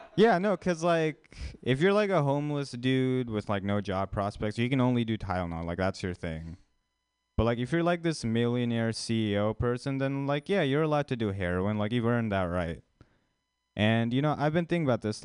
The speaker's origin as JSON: {"language": "English", "country": "India", "moved": "yes", "said": "an Indian person, like actually from India"}